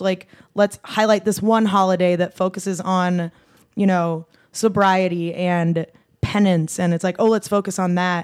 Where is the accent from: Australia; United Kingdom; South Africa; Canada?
Australia; Adelaide, South Australia; that's just how I was raised in Adelaide